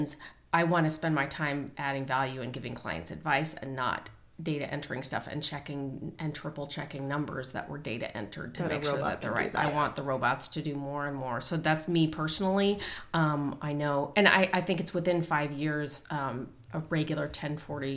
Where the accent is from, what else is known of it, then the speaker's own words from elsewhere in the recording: Arizona, United States; We didn't have the mafia in Arizona.